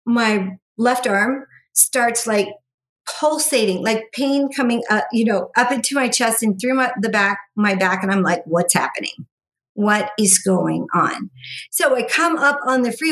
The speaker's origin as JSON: {"language": "English", "town": "Las Vegas", "region": "Nevada", "country": "United States", "tie": "born or raised there", "said": "I grew up here in Las Vegas"}